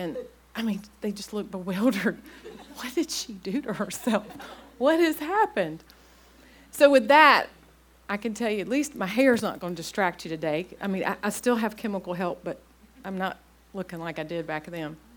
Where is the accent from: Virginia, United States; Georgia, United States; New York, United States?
Virginia, United States; Blacksburg; moved away as an adult; also born or lived in Clemson, South Carolina / Norfolk, Virginia; I grew up in Blacksburg, Virginia